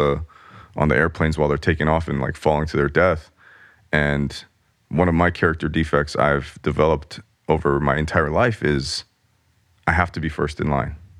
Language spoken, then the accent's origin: English; Los Angeles, California, United States; growing up in Los Angeles